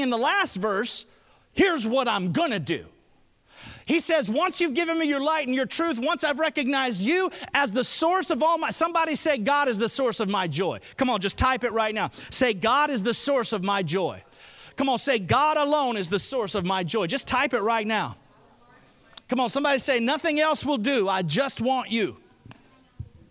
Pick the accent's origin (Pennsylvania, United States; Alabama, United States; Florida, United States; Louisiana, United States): Alabama, United States; I'm from Alabama